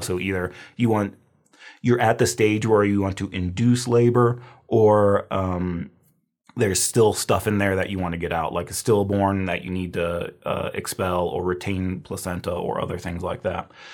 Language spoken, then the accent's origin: English; Midwest, Illinois, United States; I'm from the Midwest. We have a lot of deer